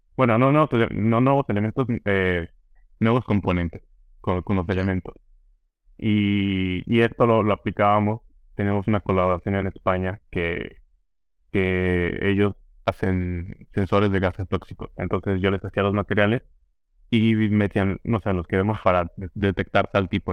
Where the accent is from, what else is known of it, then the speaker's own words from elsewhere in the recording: San Luis Potosí, Mexico; moved away as an adult; also born or lived in Chicago, United States / Belgium; now in California, United States; un grupo de, de potosinos